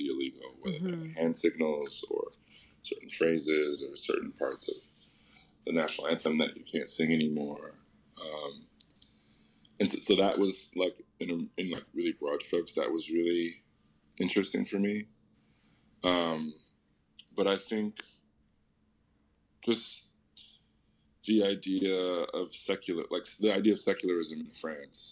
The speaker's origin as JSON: {"language": "English", "town": "Atlanta", "region": "Georgia", "country": "United States", "tie": "born or raised there", "moved": "yes", "said": "I grew up in the South. I grew up in, I'm from Atlanta"}